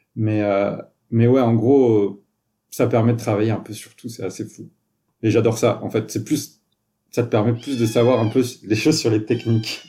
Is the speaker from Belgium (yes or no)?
no; France; moved away as an adult; also born or lived in Toulouse, France; now in Montreal, Canada; je suis un Français, je suis arrivé au Québec et à Montréal il y a, il plus de 5 ans